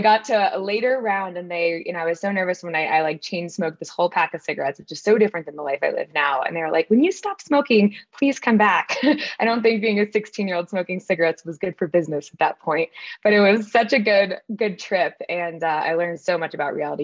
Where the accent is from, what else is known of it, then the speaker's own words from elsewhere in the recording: Connecticut, United States; I grew up in Connecticut on the East Coast